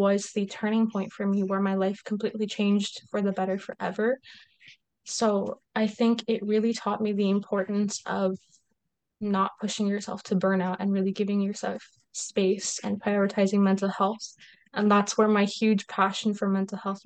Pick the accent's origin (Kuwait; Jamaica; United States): Kuwait; moved away as an adult; I grew up in Kuwait. So I'm half Egyptian, half Kuwaiti, but born and raised in Kuwait.